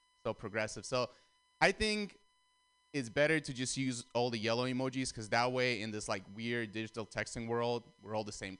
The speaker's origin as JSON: {"language": "English", "country": "Russia", "tie": "born or raised there", "moved": "yes", "lives_now": "United States", "said": "I'm Armenian, and I grew up in Russia, and now I live here"}